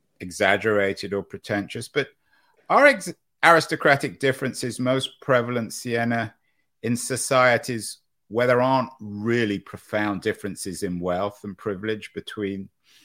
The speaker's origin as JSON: {"language": "English", "region": "England", "country": "United Kingdom", "moved": "as an adult", "lives_now": "California, United States", "said": "I'm an Englishman who has lived more than half of my life now in America."}